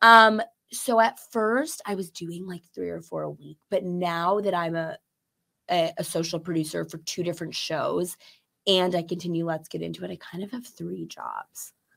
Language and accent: English; Chicago, Illinois, United States; I'm from Chicago proper